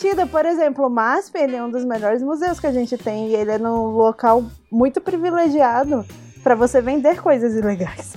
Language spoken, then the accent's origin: Portuguese; Brasília, Federal District, Brazil; eu também sou de Brasília